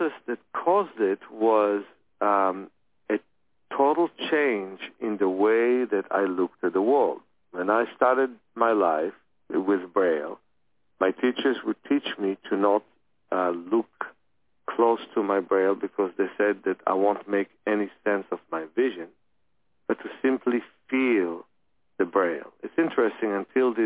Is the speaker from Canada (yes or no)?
no; Ukraine; I was born in the Ukraine